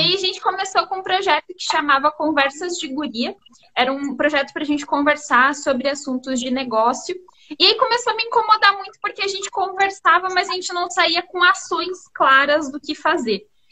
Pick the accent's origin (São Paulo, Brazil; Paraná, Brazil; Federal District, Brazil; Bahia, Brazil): Paraná, Brazil; Londrina; moved away as an adult; now in Pato Branco, Brazil; eu sou de Londrina, a gente se mudou para cá recentemente. Recentemente não, já faz três anos.